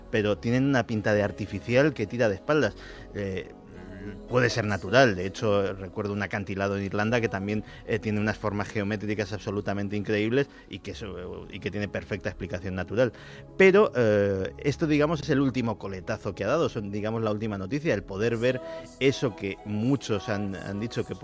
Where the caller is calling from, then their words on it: Torrejón de Ardoz, Community of Madrid, Spain; Hola, buenas noches. Soy … de Torrejón